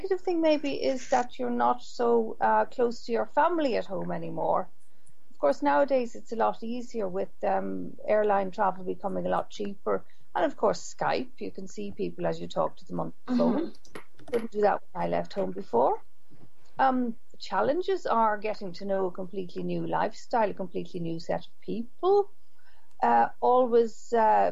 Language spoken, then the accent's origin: English; Ireland; moved away as an adult; also born or lived in Brussels, Belgium; now in Norway; growing up in Ireland, you learned Irish and English